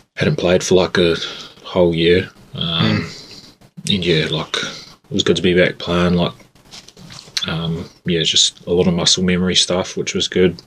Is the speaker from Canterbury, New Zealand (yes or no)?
yes; Christchurch, Canterbury, New Zealand; now in Invercargill, New Zealand; I grew up in Christchurch.